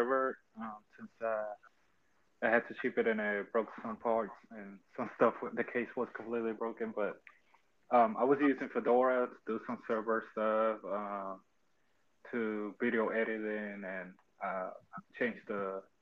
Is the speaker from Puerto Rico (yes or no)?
yes; Carolina, Puerto Rico; I'm from Carolina, Puerto Rico.